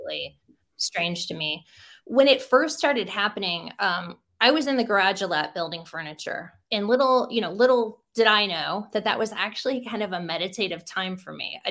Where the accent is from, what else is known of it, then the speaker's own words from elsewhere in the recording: Defiance, Ohio, United States; I grew up in Defiance, Ohio with very grounded family.